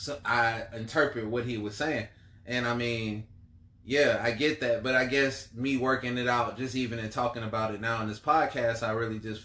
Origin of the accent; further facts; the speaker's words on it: Columbia, South Carolina, United States; I'm from Columbia, South Carolina.